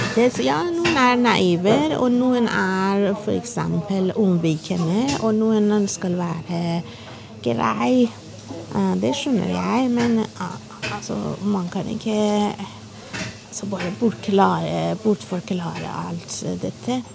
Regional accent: Iran; Norwegian is a second language; moved away as an adult; now in Norway; jeg kommer fra Iran. Jeg er flyktning

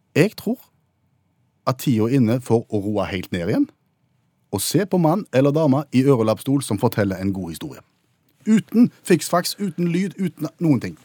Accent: Haugesund, Rogaland, Norway; min hjemby, for eksempel, Haugesund.

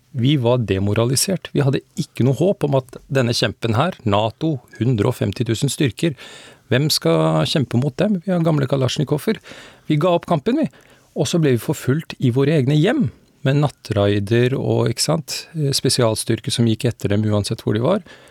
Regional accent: Afghanistan; now in Norway; Jeg kommer opprinnelig fra Afghanistan

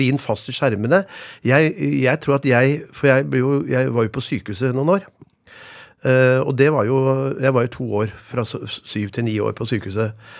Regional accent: Oslo, Norway; Jeg vokste opp på Lille Langerud ved Ørstensjøvannet. Det er den første rekkehusbebyggelsen ca. 20 minutter utenfor Oslo

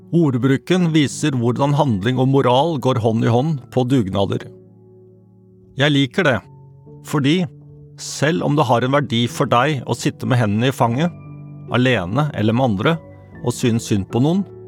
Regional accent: Norway; Som nordmenn flest

